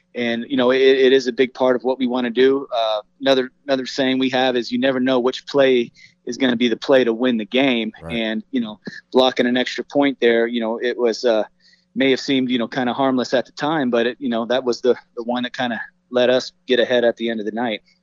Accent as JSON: {"language": "English", "town": "Las Vegas", "region": "Nevada", "country": "United States", "tie": "born or raised there", "said": "a lifelong Las Vegas native myself"}